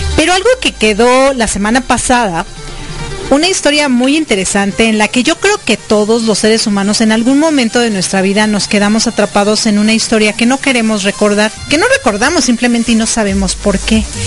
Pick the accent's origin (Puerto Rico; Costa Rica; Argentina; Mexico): Mexico; now in Florida, United States; como buena mexicana